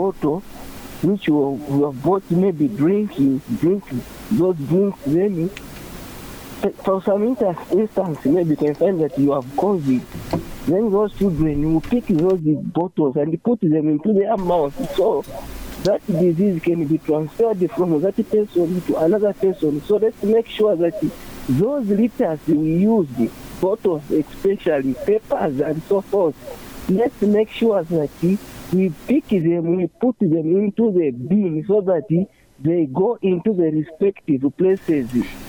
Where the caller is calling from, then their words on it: Shibuyunji, Central Province, Zambia; calling from Shabasonde Shibuyunji.